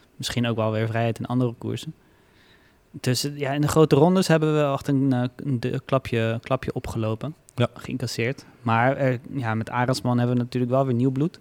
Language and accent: Dutch; Netherlands